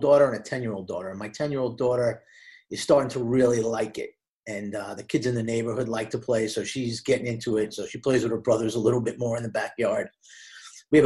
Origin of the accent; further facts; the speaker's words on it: Hicksville, New York, United States; I'm from Hicksville. I went to Hicksville High School